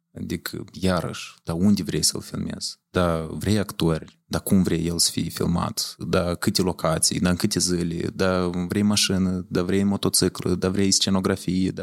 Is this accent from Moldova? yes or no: yes; Leova, Leova District, Moldova; moved away as an adult; also born or lived in Chișinău / Romania; Eu am învățat la Leova. Eu da. sunt originar din Leova, în orașul Leova.